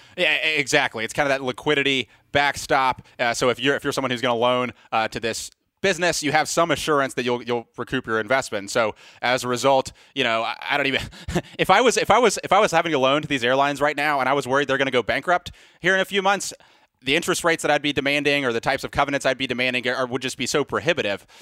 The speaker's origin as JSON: {"language": "English", "town": "Mobile", "region": "Alabama", "country": "United States", "tie": "born or raised there", "said": "my hometown, Mobile, Alabama"}